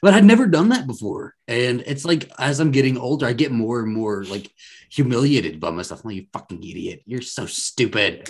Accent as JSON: {"language": "English", "region": "Texas", "country": "United States", "said": "I'm from Texas"}